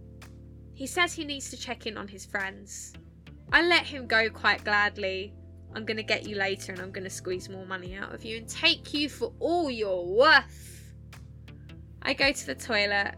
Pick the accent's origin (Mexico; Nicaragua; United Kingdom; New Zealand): United Kingdom; Essex, East of England; accent: Essex; now in Sheffield, United Kingdom; I'm from Essex and that's that, because that's my accent and that is where I'm from.